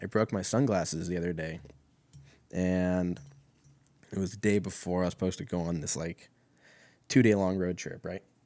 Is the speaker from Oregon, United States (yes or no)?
yes; Oregon, United States; I'm from Oregon.